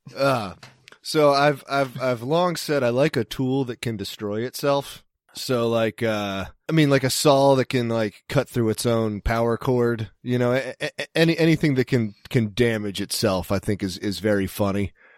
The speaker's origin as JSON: {"language": "English", "region": "East Coast", "country": "United States", "moved": "yes", "said": "I'm from the East Coast"}